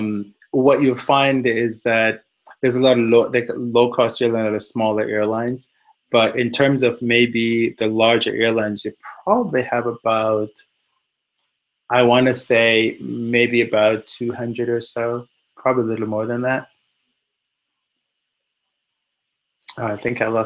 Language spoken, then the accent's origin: English; Jamaica; also born or lived in Washington, D.C., United States / Indianapolis, United States / Houston, United States; now in United States; I grew up in Jamaica